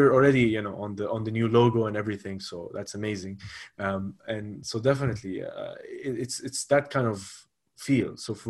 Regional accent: Lebanon; also born or lived in United Arab Emirates / Spain; now in Abu Dhabi, United Arab Emirates; I am from Lebanon, but I've lived all my life in the UAE. I studied in Lebanon, and I studied in Spain. But very much so, I would call Abu Dhabi my home.

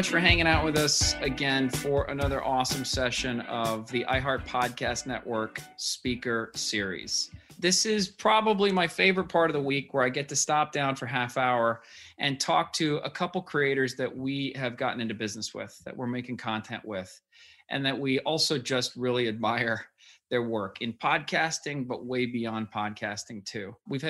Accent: Berkeley, California, United States; I grew up in Berkeley

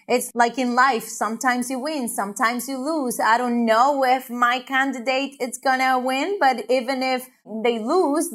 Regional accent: Honduras; now in United States; I'm from Honduras.

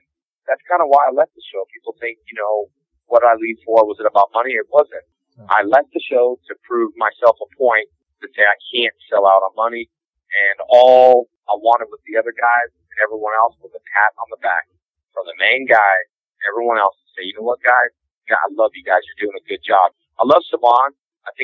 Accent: Covina, California, United States; also born or lived in Houston, Texas; I was probably about 8 years old in Covina, California is where I grew up.

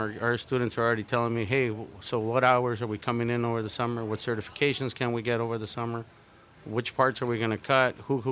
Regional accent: Tucson, Arizona, United States; I come from Tucson, Arizona, in the area where we're at, and the south side of Tucson

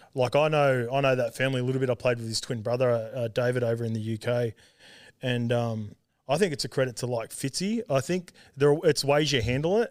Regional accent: Sydney, New South Wales, Australia; also born or lived in Auckland, New Zealand / Salford, England; when I was three, we moved back to Australia and we, I grew up in, like, Western Sydney out Saint Clair Way near Penrith

